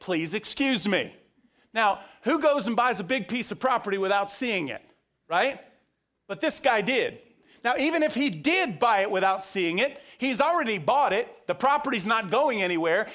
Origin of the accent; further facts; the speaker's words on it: Central Florida, United States; growing up in Central Florida, we weren't very far from the Ringling Brothers Barnum and Bailey Circus